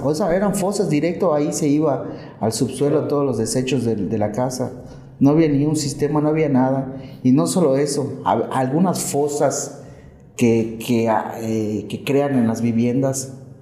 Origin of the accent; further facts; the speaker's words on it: Valladolid, Yucatán, Mexico; yo soy vallisoletano, soy yucateco